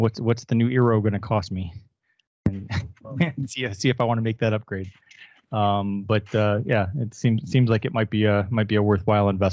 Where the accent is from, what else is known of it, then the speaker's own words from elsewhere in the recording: Michigan, United States; moved away; I'm from Michigan.